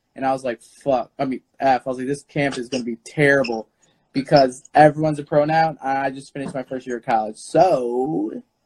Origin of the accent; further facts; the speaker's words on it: Chicago, Illinois, United States; because we're Chicagoans and Illinoisans. I think I'm always Chicagoan